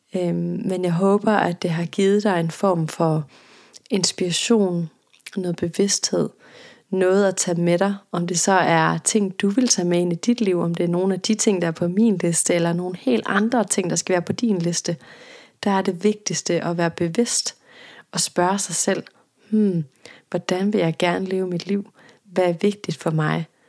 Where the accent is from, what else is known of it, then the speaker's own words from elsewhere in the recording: Jutland, Denmark; jeg er jøde, og der hvor jeg kommer fra, der gik man til halvbal, da man var teenager